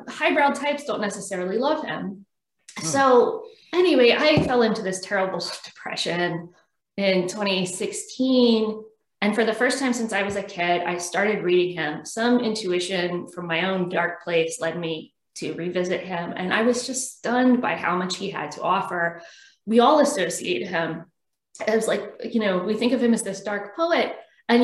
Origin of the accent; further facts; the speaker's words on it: Richmond, Virginia, United States; also born or lived in Auckland, New Zealand; I'm from Richmond too